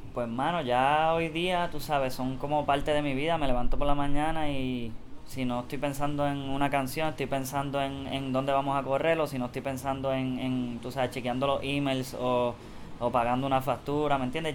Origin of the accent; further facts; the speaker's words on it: Puerto Rico; como todo puertorriqueño